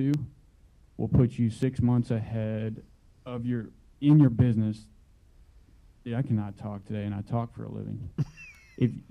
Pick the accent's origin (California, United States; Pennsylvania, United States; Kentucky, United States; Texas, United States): Texas, United States; Houston; I am from Houston, Texas, and have been here just over 5 years